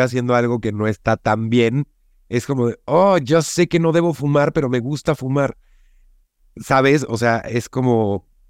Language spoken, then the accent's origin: Spanish; Mexico; como buen mexicano